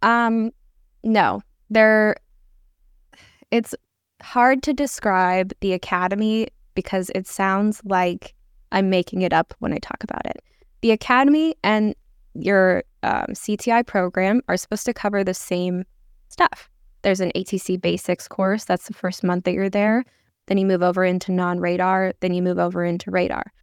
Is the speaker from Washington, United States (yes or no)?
yes; Seattle, Washington, United States; I grew up in the Seattle area